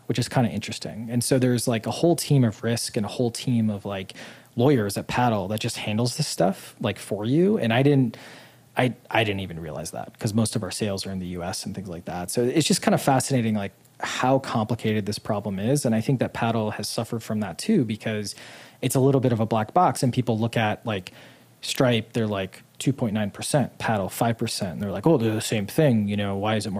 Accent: Midwest, United States; moved away as an adult; also born or lived in Boston / Utah; now in Puerto Rico; Being a Midwesterner who grew up poor

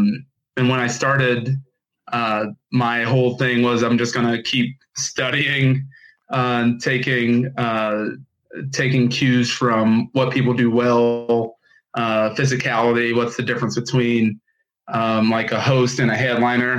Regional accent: Indianapolis, Indiana, United States; Grew up in Indianapolis

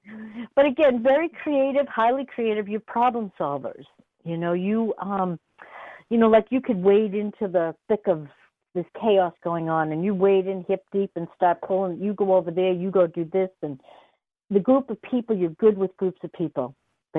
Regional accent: Newton, Massachusetts, United States; I grew up in Newton

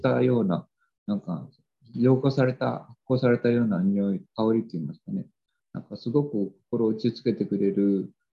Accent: Japan; 我々の日本人の根本、精神的な根本にあると思うんですね

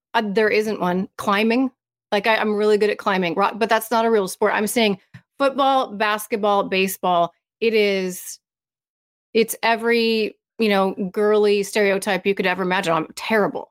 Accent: United States; as an American

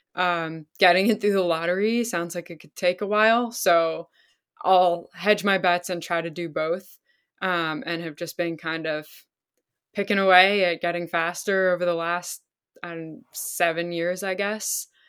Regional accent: Pennsylvania, United States; also born or lived in Vermont; I grew up in Pennsylvania.

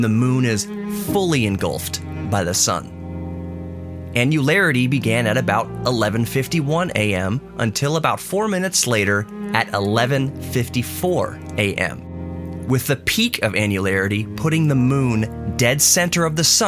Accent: San Antonio, Texas, United States; where I was born in San Antonio, Texas

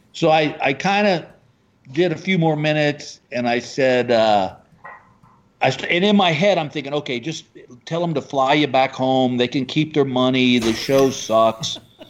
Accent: Texas, United States; dude, I'm from Texas.

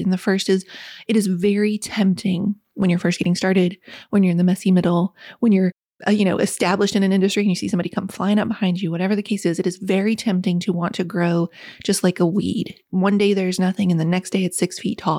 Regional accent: West Virginia, United States; When I was a little girl growing up in West Virginia, the single wide trailer

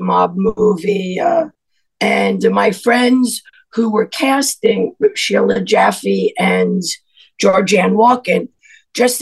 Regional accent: Hicksville, New York, United States; also born or lived in Brooklyn, New York; I was born in Brooklyn, but my parents then moved to Hicksville, but we moved into a Jewish neighborhood

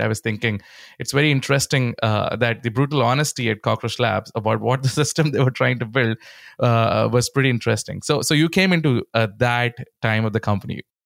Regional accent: India; growing up in India

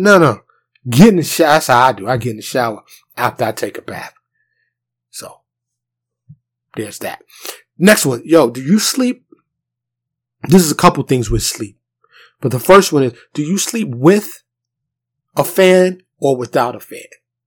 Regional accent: New York City, New York, United States; moved away as an adult; now in Dallas, United States; I grew up in New York City.

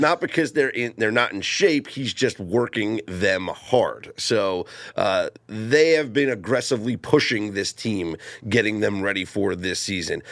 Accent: New York City, Northeast, United States; Growing up in the Northeast, uh, it is not a college football haven. Well, in the New York City metropolitan area, it's not

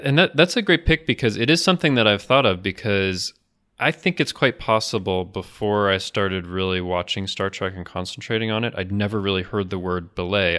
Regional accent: United States

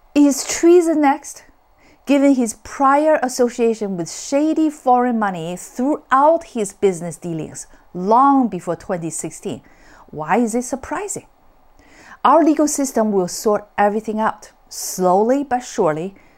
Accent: United States; I'm speaking as an American

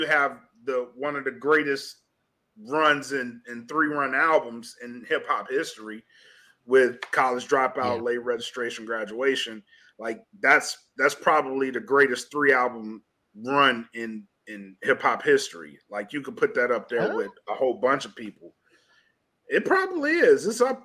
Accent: the South, United States; I'm from the South

